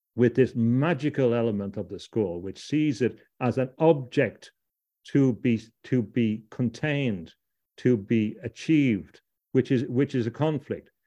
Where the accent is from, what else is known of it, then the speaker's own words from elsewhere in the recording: Ireland; also born or lived in London; I come from Ireland